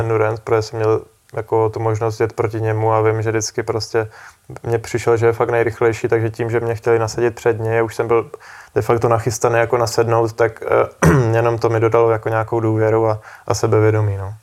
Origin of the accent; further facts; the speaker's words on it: Czechia; byli jsme dva Češi